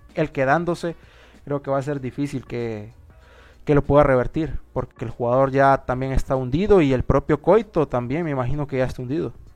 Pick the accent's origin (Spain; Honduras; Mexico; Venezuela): Honduras; que somos hondureños